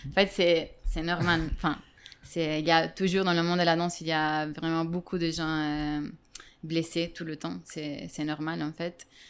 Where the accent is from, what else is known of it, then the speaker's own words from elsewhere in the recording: Italy; now in Madrid, Spain; j'ai 29 ans. Je suis italienne.